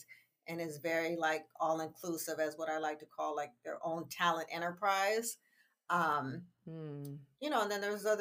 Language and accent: English; San Francisco, California, United States; I grew up in San Francisco